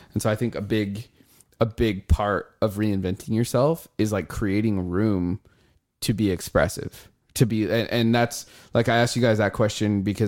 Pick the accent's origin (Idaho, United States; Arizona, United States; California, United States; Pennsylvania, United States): Idaho, United States; Nampa; I'm from Nampa, by the way.